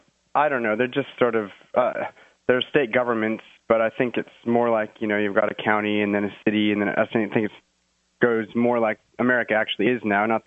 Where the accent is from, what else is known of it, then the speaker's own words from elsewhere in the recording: United States; now in Australia; My wife and I here in Australia, we are Free State Project members because I am American